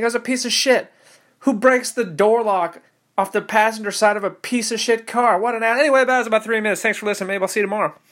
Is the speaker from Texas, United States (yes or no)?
no; Orange County, California, United States; moved away; I didn't grow up poor, you know, I'm from Orange County